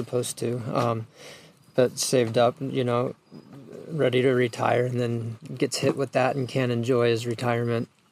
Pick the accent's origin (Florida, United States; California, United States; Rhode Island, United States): Florida, United States; Naples; moved away as an adult; also born or lived in Colorado / Costa Rica / Maui, Hawaii; I'm from Naples, Florida originally. Grew up like a lot of people